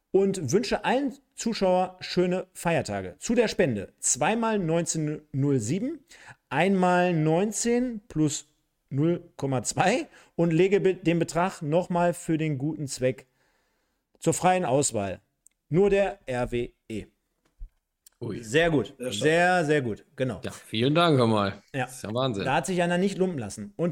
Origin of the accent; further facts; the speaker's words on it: East Germany, Germany; ich als Ossi